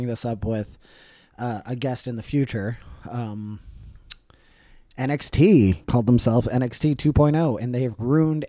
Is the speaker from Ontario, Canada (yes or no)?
no; Langley, British Columbia, Canada; because I grew up in Langley.